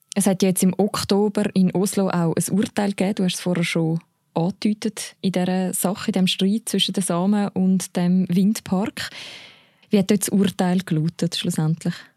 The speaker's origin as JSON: {"language": "German", "country": "Switzerland", "said": "bei uns in der Schweiz"}